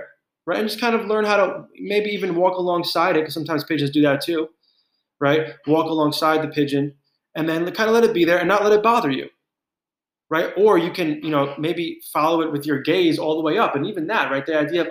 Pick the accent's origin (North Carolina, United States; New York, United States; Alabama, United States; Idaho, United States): New York, United States; as a New Yorker my whole life